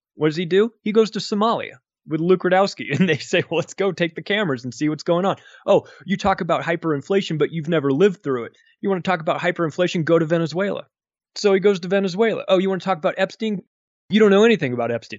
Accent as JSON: {"language": "English", "country": "United States", "tie": "born or raised there", "said": "I'm an American, lived in America my whole life"}